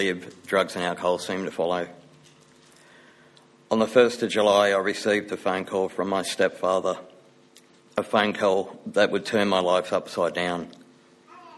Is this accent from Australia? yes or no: yes; Wentworthville, New South Wales, Australia; I was born in Wentworthville, New South Wales